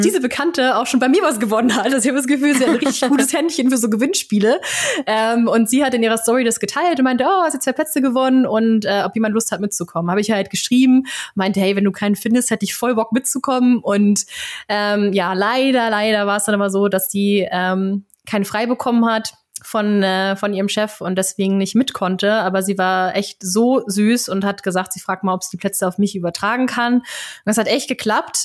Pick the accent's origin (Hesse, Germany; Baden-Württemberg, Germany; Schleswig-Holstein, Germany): Schleswig-Holstein, Germany; Flensburg; ich komme aus Flensburg